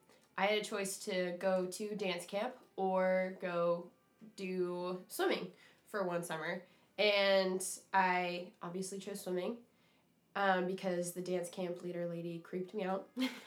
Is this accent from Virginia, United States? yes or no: no; Grants Pass, Oregon, United States; I'm from Grants Pass, by the way. That's in Southern Oregon.